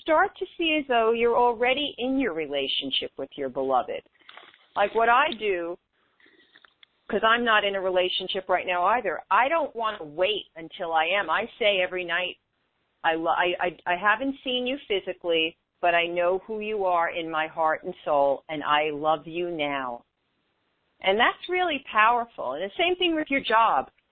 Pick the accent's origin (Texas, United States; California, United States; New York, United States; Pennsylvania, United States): New York, United States; moved away as an adult; also born or lived in West Coast; being a New Yorker away from home